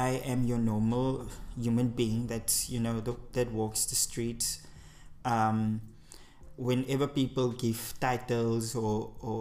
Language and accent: English; Worcester, Western Cape, South Africa; Born and raised in Worcester, a small-time boy